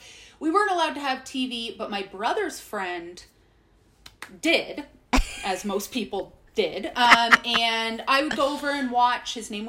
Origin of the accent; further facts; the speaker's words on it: Hamilton, Ontario, Canada; I grew up in Hamilton, Ontario.